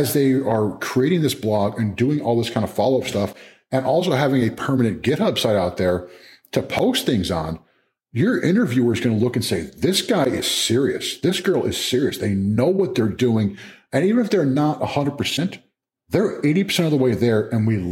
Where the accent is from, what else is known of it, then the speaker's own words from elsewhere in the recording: New Jersey, United States; moved away as an adult; also born or lived in California / Louisiana / Maryland; now in Chapel Hill, United States; I'm a Jersey guy originally, man. I'm a Northeast guy. I mean, born in California, raised in Jersey